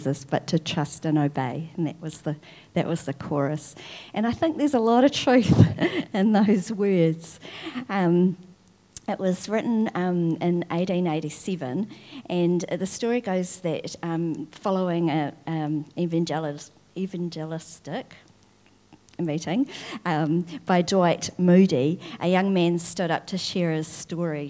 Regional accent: Wakefield, Tasman, New Zealand; I grew up in Wakefield in Nelson

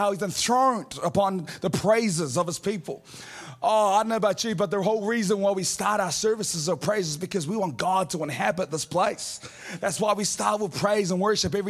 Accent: Auckland, New Zealand; I'm from Auckland

